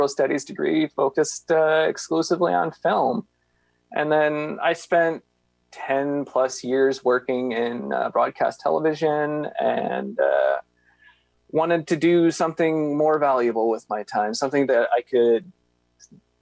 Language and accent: English; Michigan, United States; now in Toronto, Canada; I grew up in a small town in Michigan, and I immigrated to Canada